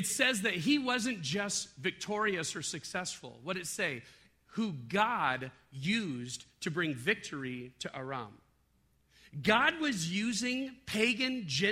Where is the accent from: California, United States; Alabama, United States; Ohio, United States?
California, United States; Southern; I grew up in Southern California